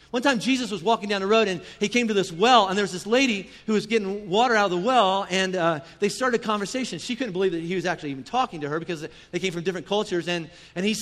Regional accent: Kentucky, United States; I'm from Kentucky.

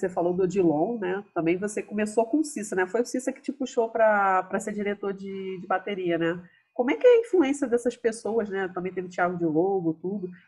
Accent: Bahia, Brazil; Eu tava assim, eu sou baiana, aí eu botei o sapato

